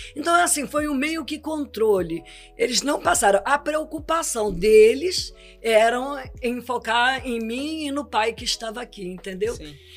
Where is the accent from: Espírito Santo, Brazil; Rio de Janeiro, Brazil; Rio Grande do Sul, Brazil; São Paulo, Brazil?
Espírito Santo, Brazil; sou do Espírito Santo.